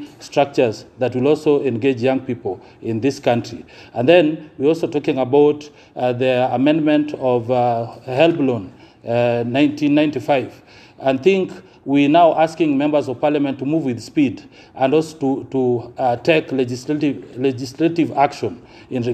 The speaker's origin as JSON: {"language": "English", "region": "Nyanza", "country": "Kenya", "said": "we come from Nyanza"}